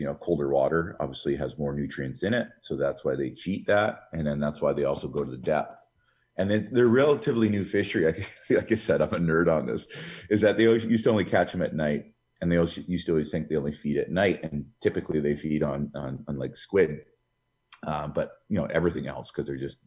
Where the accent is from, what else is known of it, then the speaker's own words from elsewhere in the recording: West Coast, Canada; moved away; Growing up in the West Coast